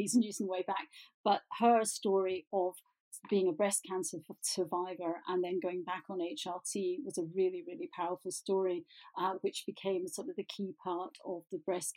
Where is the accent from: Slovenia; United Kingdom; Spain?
United Kingdom; Glasgow, Scotland; I'm a Glaswegian